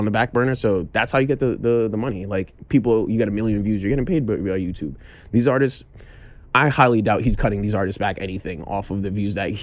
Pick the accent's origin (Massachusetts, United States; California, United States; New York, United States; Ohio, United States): New York, United States; New York City; I am from New York City, born and raised around Brooklyn